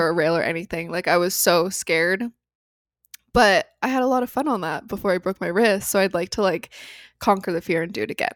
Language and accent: English; Phoenix, Arizona, United States; moved away; growing up in Phoenix